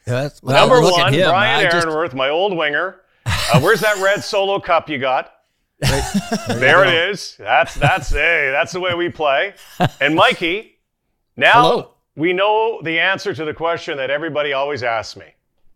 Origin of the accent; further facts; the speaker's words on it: Winnipeg, Manitoba, Canada; I grew up in Winnipeg at a young age.